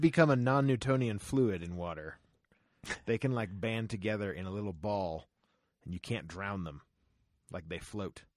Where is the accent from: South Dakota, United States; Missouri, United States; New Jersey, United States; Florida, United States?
Florida, United States; Growing up in Florida